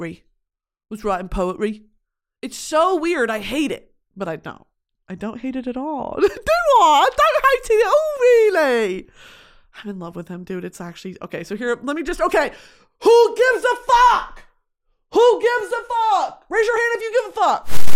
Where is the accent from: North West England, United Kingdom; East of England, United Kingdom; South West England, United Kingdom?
East of England, United Kingdom; I'm like, I'm from Essex. My dad works for the Royal Air Force.